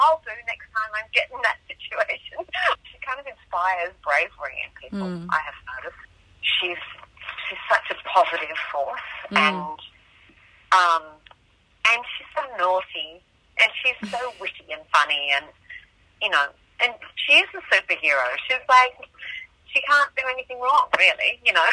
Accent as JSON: {"language": "English", "region": "Tasmania", "country": "Australia", "tie": "born or raised there", "said": "I grew up in Tasmania"}